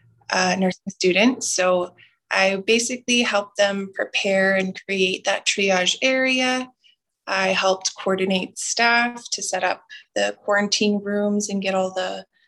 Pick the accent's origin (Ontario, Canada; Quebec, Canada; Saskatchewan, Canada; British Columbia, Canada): Saskatchewan, Canada; Muscowpetung First Nation, near Regina; also born or lived in Alberta; now in Wabasca-Desmarais, Canada; I'm from Muskaugan First Nation, and that is in kind of by Regina, Saskatchewan